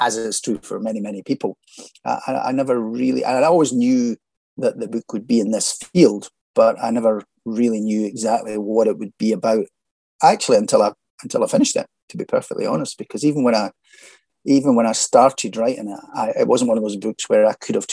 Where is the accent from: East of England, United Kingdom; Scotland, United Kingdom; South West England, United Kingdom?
Scotland, United Kingdom; Falkirk; also born or lived in Edinburgh; Grew up and born and bred in Falkirk in central Scotland